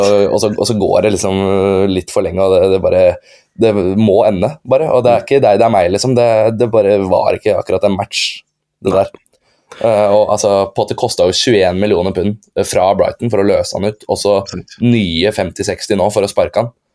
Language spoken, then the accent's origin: Norwegian; Tjøme, Vestfold, Norway; jeg er jo fra Tjøme